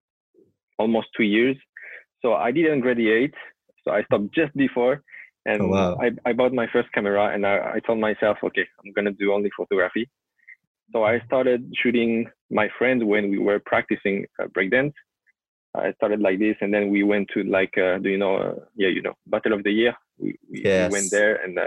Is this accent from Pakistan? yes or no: no; southern France, France; moved away as an adult; now in Japan; I was born and raised in France, in the south of France